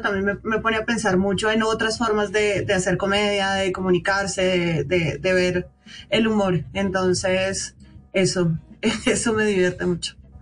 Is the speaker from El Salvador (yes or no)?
no; Bogotá, Colombia; a los rolos nos hacen bullying en todas partes